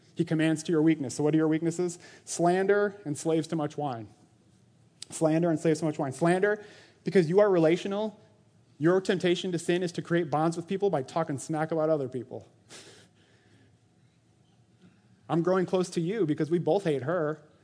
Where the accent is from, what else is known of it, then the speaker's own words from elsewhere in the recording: Orange City, Iowa, United States; I was born in Orange City, Iowa, to Tunis and Jackie Van Vorst